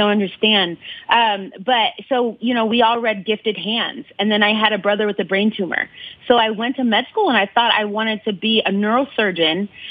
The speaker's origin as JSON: {"language": "English", "town": "Ann Arbor", "region": "Michigan", "country": "United States", "tie": "born or raised there", "said": "I grew up in Ann Arbor"}